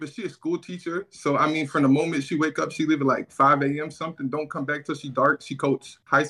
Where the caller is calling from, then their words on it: Birmingham, Alabama, United States; man. I'm calling from Birmingham, Alabama.